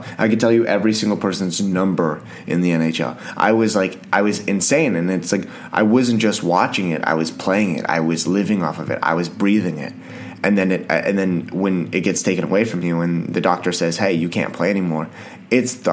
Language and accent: English; Canada; I'm Canadian